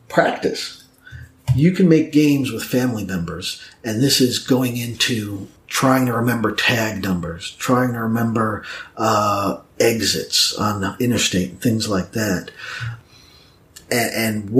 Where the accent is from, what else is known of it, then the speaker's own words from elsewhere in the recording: New York, United States; now in Snellville, United States; I was originally from New York